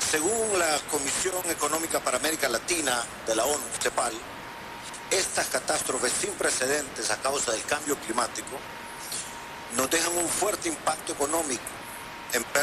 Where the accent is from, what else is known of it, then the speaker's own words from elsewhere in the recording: Honduras; En mi país, Honduras